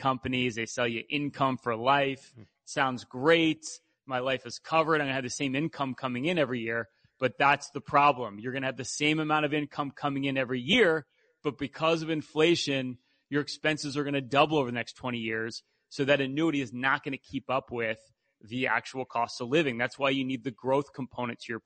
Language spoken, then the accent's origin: English; Philadelphia, Pennsylvania, United States; We're from Philadelphia